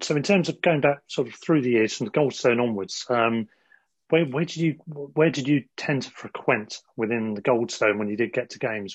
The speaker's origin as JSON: {"language": "English", "town": "Worthing", "region": "South East England", "country": "United Kingdom", "moved": "yes", "lives_now": "London, United Kingdom", "said": "same as me originally"}